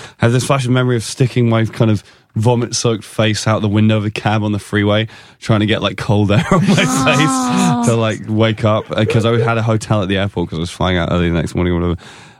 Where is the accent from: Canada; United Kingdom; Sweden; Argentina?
United Kingdom; England; as an Englishman I would call it poor form.